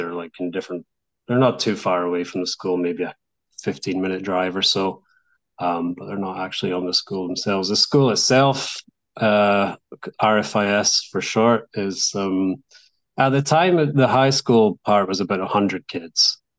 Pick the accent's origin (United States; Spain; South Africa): Spain; Barcelona, Catalonia; English is a second language; I don't know, I'm from Barcelona, so I have my other team.